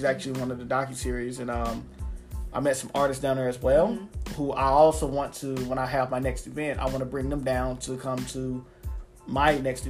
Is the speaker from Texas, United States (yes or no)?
yes; Dallas, Texas, United States; now in Mesquite, United States; I live in Mesquite, but I'm from Dallas.